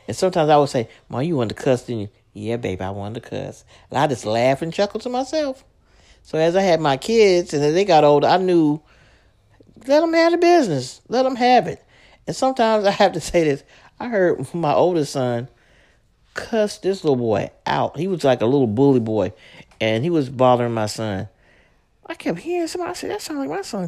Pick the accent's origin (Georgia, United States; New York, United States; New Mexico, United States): New York, United States; New York City; me growing up in Brooklyn